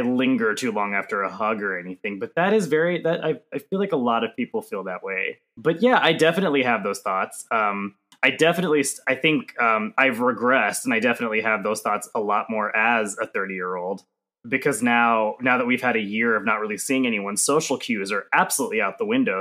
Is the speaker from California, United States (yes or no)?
no; Johnson City, Tennessee, United States; moved away; I grew up in East Tennessee